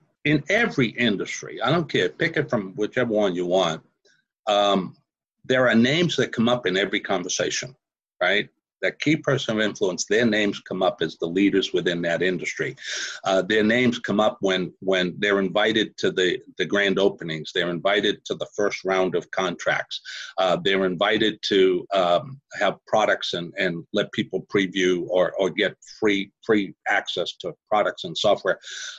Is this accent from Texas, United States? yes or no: yes; Houston, Texas, United States; I had people from 134 different countries, and I'm from Houston, Texas, right? And I'm in Mumbai.